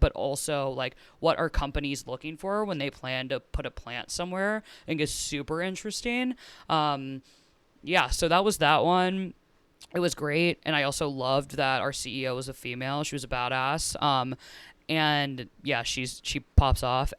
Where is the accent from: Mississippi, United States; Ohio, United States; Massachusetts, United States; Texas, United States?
Ohio, United States; Cincinnati; I'm from Cincinnati, Ohio, so it was in Cincinnati.